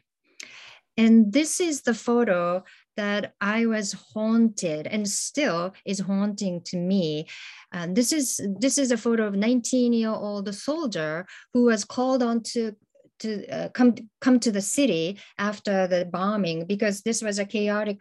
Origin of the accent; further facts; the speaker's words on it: Hiroshima, Japan; I was growing up in Hiroshima